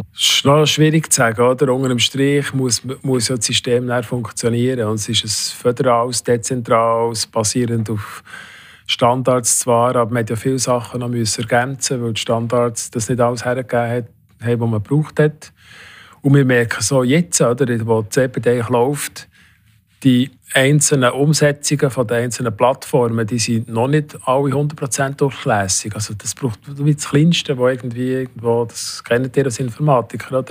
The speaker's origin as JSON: {"language": "German", "country": "Switzerland", "said": "ich bin ein konstruktiv-kritischer Bürger von diesem Land"}